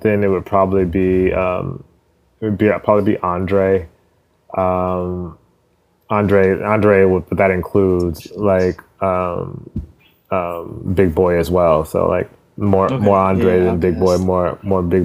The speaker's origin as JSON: {"language": "English", "region": "California", "country": "United States", "tie": "born or raised there", "said": "born and raised in Cali. Okay. Like 100% Cali, like never lived anywhere else really"}